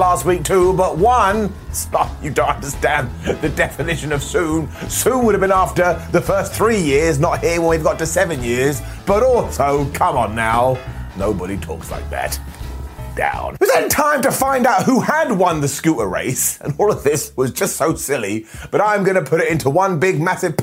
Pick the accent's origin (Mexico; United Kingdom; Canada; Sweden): United Kingdom; I'm British.